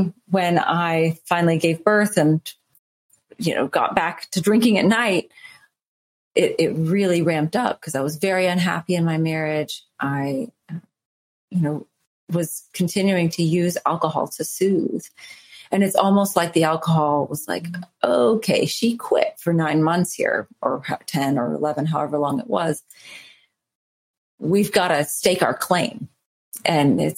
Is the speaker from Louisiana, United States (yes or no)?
yes; New Orleans, Louisiana, United States; I'm from New Orleans.